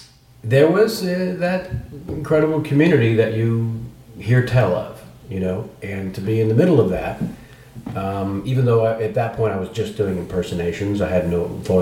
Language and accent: English; San Jose, California, United States; also born or lived in San Francisco; I was born in San Francisco, and then very young, the family moved down to the promise of the suburbs an hour south to San Jose.